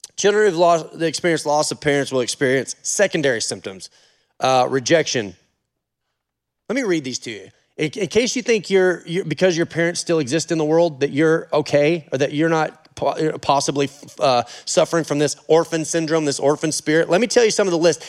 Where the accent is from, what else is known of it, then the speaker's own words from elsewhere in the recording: Oregon, United States; I'm from Oregon